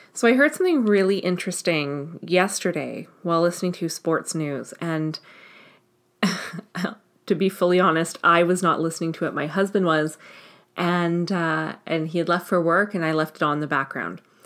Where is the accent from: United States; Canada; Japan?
Canada; I'm Canadian